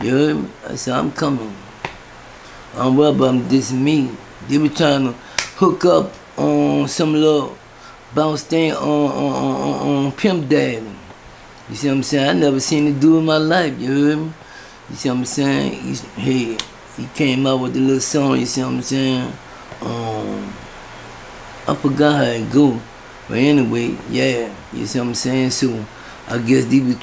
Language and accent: English; New Orleans, Louisiana, United States; I'm from Uptown, 10 Wall, St. Tone Project.